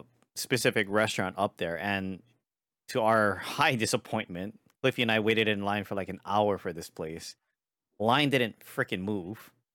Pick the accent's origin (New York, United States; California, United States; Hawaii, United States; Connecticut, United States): Hawaii, United States; I'm from Hawaii